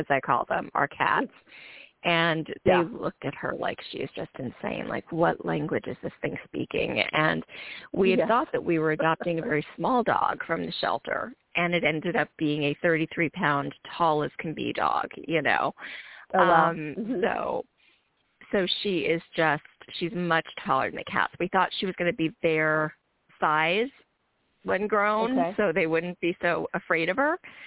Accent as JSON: {"language": "English", "area": "eastern end of Long Island, the Hamptons", "region": "New York", "country": "United States", "tie": "born or raised there", "also_born_or_lived": "Brooklyn, New York", "moved": "as an adult", "lives_now": "Houston, United States", "said": "I was born in Brooklyn and raised on the eastern end of Long Island. So it's considered the Hamptons"}